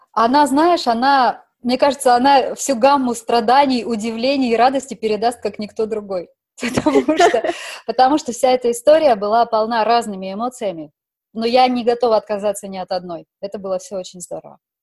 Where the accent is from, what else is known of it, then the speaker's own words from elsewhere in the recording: Omsk Oblast, Russia; moved away as an adult; also born or lived in Moscow / Paris / Provence; now in Monaco; Родилась я в Омской области, в таком маленьком